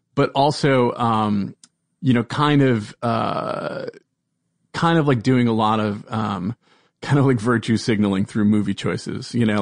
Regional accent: Providence, Rhode Island, United States; I am from Providence, Rhode Island

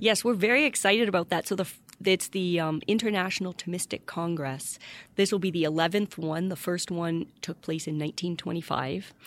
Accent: Windsor, Ontario, Canada; moved away as an adult; also born or lived in Ypsilanti, Michigan / Washington, D.C. / Seattle / Germany; now in Notre Dame, United States; I was born in Windsor, Ontario, Canada, across from Detroit

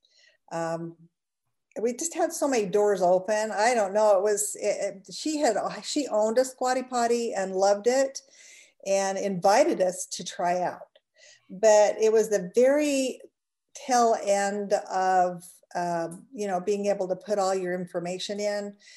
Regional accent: Utah, United States; also born or lived in St. George, Utah; We're both originally from Utah, but a different part of Utah

